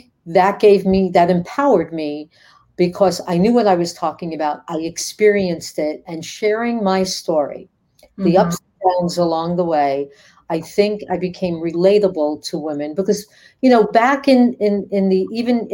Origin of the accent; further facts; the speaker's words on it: New York City, New York, United States; I grew up in the Bronx, New York. I'm a tough cookie.